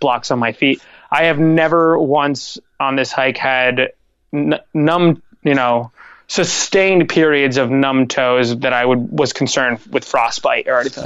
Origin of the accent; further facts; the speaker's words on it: Lewisburg, United States; My hometown of Lewisburg has this really awesome old Art Deco vintage theater